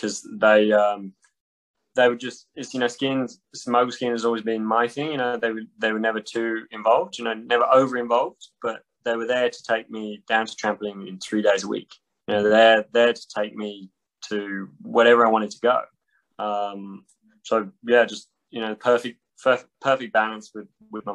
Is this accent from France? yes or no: yes; Châtel, Auvergne-Rhône-Alpes, France; born or raised there